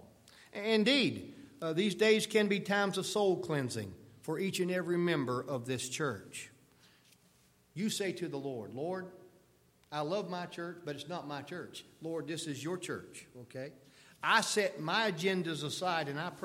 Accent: United States; we as American Christians

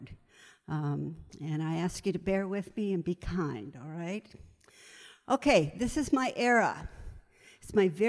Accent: Pinellas Park, Florida, United States; I grew up in Pinellas Park, Florida. I'm a Florida baby

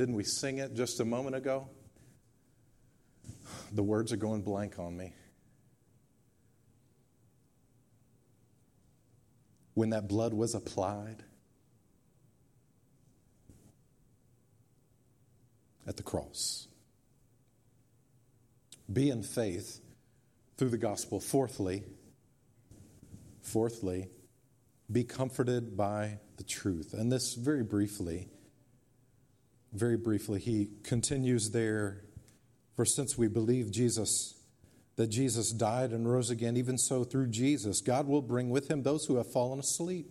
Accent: Memphis, Tennessee, United States; also born or lived in Germantown, Tennessee; as a kid growing up in East Memphis and Germantown

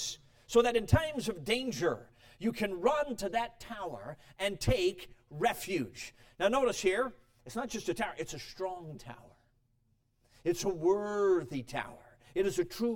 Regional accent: Chicago, Illinois, United States; also born or lived in Durango, Colorado; I was born in Durango, Colorado, so it's good to be back on the turf, though I had to live most of my life in Chicago

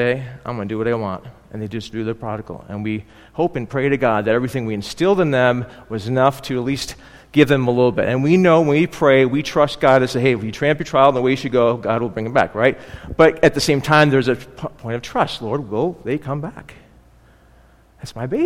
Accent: Buffalo, New York, United States; I grew up in Buffalo

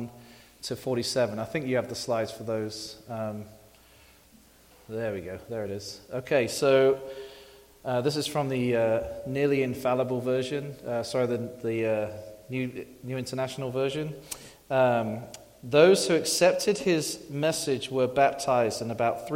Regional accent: England, United Kingdom; moved away as an adult; I'm from England

